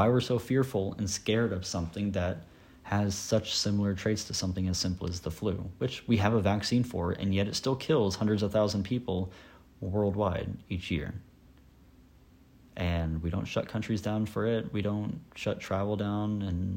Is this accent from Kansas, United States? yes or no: yes; Sabetha, Kansas, United States; moved away as an adult; now in Emporia, United States; The last time I went back to my hometown to visit family and such, it felt weird for me because in Sabetha, it's not mandated that we wear a mask in public